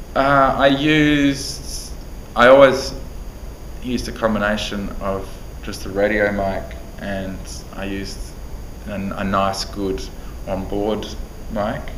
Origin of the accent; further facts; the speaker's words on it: Australia; being an Australian